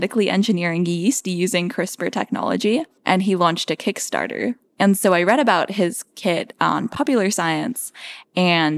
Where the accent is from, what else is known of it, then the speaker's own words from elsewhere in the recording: Seattle, Washington, United States; I grew up in Seattle, Washington